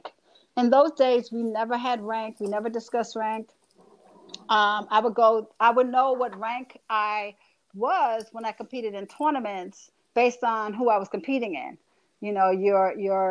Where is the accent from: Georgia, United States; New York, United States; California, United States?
New York, United States; New York City; I'm a chick from the Bronx